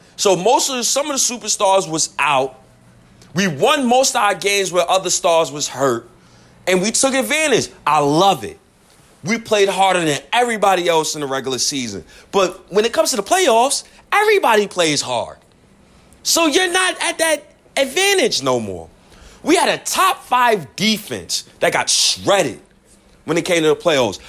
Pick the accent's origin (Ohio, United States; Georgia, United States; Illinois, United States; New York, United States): New York, United States; accent: New York; my New York accent